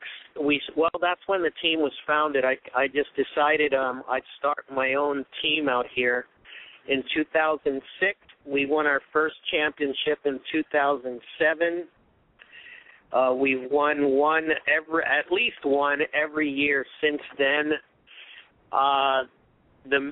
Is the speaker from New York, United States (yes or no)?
yes; New York City, New York, United States; moved away as an adult; also born or lived in Puerto Rico; now in Southern California, United States; I am from Brooklyn, New York. I was transplanted out to Southern California in September of 1980.